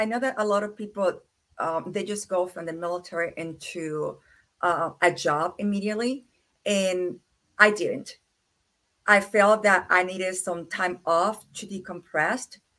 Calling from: Kingsport, Tennessee, United States; And I am here from Kingsport, Tennessee, and it's very cold over here.

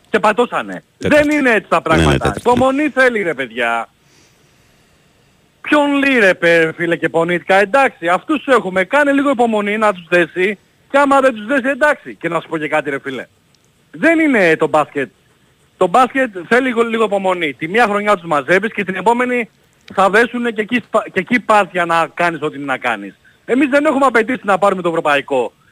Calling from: Brisbane, Queensland, Australia; Ο … είμαι από το Brisbane.

